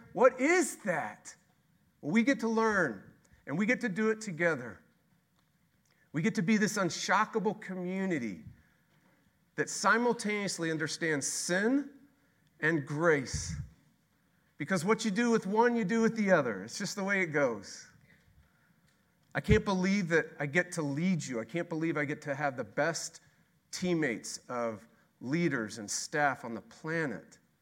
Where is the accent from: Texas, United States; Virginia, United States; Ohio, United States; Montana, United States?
Texas, United States; We are Texas. We're from Texas